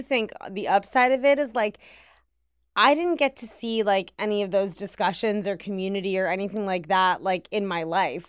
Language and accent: English; Washington, District of Columbia, United States; In Washington, D C